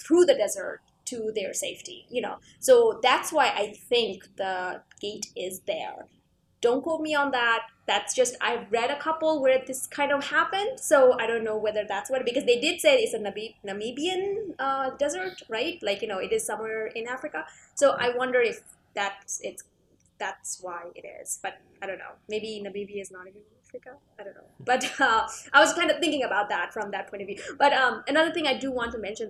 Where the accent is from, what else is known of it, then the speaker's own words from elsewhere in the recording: Canada; As a Canadian